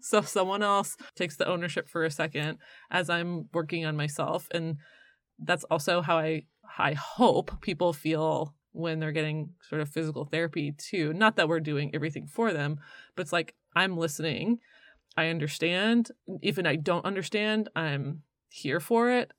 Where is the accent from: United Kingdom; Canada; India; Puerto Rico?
Canada; now in North Carolina, United States; I'm from Canada